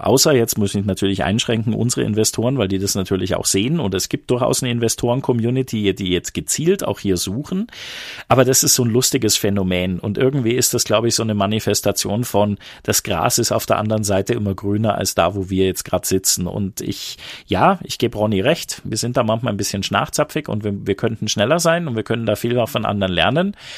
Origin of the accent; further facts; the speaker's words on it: Bavarian Swabia, Germany; Ich bin bayerischer Schwabe